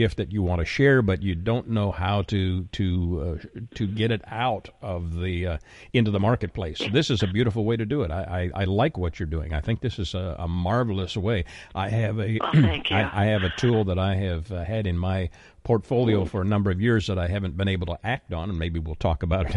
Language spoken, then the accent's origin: English; Canada; now in Texas, United States; I'm currently living in Texas. I'm originally from Canada.